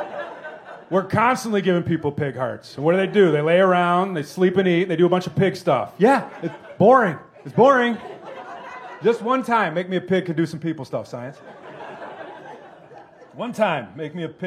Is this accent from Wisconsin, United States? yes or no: yes; Wisconsin, United States; also born or lived in Indiana; I'm from Wisconsin. I was born in Indiana